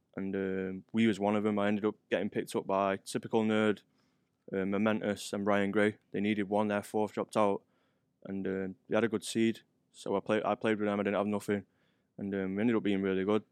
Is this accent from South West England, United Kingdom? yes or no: no; Manchester, North West England, United Kingdom; moved away; from Gorton. It's got, a place called Gorton in Manchester